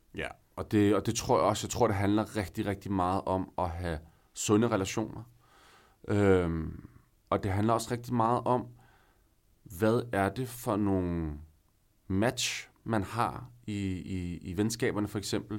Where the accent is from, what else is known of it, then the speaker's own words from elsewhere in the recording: northern Denmark, Denmark; moved away as an adult; now in Copenhagen, Denmark; i byen op nordpå, hvor jeg er fra